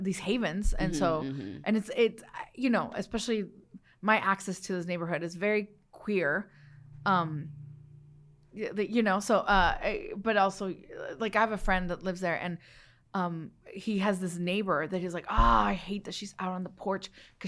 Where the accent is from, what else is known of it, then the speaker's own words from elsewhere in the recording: McAllen, Texas, United States; English is a second language; also born or lived in Los Mochis, Sinaloa, Mexico; And then Texas, McAllen, Texas